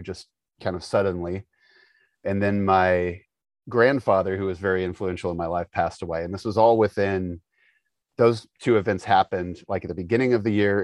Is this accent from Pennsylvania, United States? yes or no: no; Indianapolis, Indiana, United States; moved away as an adult; also born or lived in Florida; We grew up in Indianapolis, and I had been in Indianapolis.